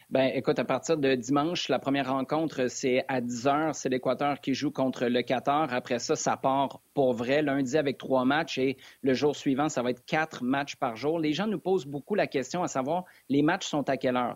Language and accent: French; Quebec City, Quebec, Canada; moi je suis de Québec à la base